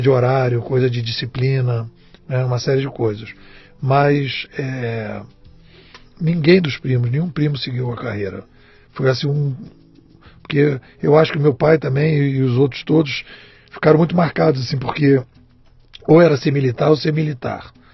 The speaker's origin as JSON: {"language": "Portuguese", "region": "Rio de Janeiro", "country": "Brazil", "tie": "born or raised there", "said": "Eu sou carioca de Botafogo, botafoguense"}